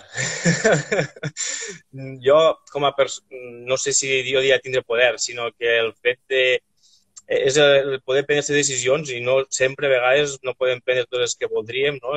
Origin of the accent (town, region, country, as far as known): Arnes, Catalonia, Spain